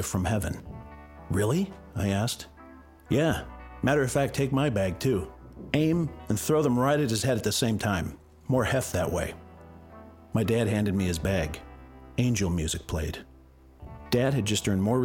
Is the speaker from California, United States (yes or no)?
yes; La Cañada Flintridge, California, United States; my hometown, La Cañada, California